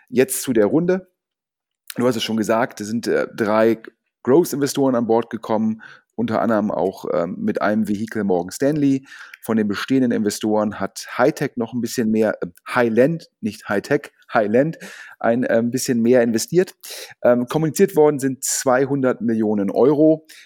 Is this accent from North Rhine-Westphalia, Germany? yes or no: yes; Düsseldorf, North Rhine-Westphalia, Germany; Sogar als Düsseldorfer freue ich mich ähm, über Kölner Events